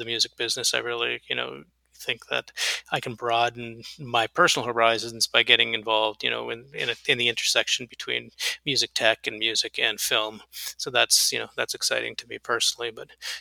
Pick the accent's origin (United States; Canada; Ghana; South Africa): Canada; moved away; I grew up in Canada, so I'm a Canadian and an American